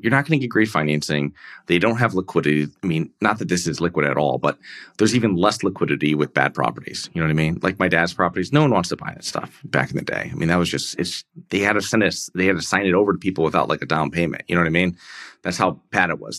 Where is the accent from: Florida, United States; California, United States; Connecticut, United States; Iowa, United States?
Connecticut, United States; I'm from, um, I'm from Connecticut, um, from a small town there